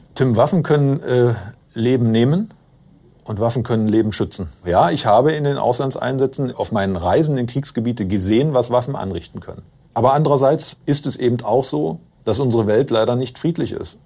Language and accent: German; East Germany, Germany; Ich bin in der DDR aufgewachsen